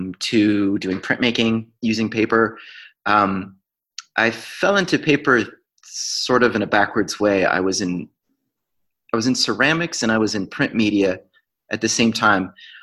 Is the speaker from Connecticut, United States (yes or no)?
yes; Connecticut, United States; I grew up in Connecticut. I grew up in a very small town in the southern part of Connecticut.